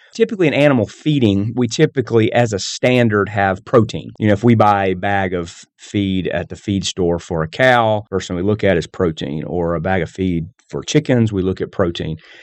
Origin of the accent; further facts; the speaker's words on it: the South, United States; I grew up in the South